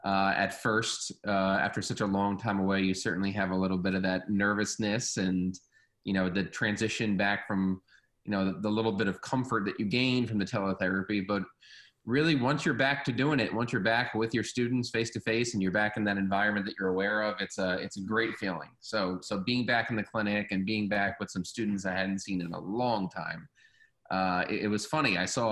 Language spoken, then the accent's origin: English; New York, United States; New York.